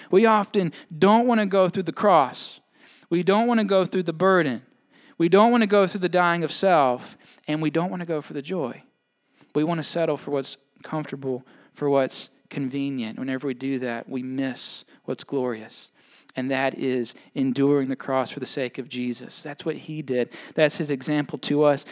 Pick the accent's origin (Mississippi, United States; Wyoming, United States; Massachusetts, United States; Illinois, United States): Mississippi, United States; now in Maine, United States; I'm from away, right? I'm from Mississippi